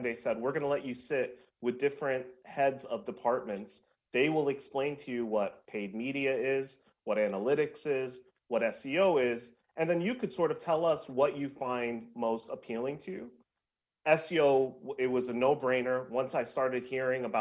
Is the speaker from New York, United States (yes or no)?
yes; New York City, New York, United States; I grew up in New York City